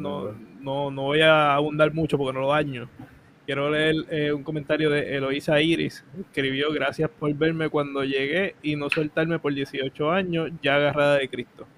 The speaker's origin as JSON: {"language": "Spanish", "town": "Cataño", "country": "Puerto Rico", "also_born_or_lived": "Río Lajas", "said": "yo soy de Cataño y estoy en Río Laja"}